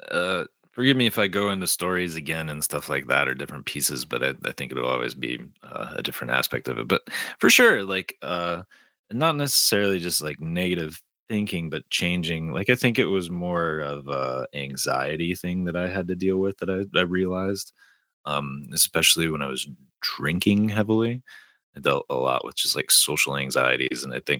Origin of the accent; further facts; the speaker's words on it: Detroit, Michigan, United States; The story I have is I'm originally from Detroit and a huge Detroit Red Wings fan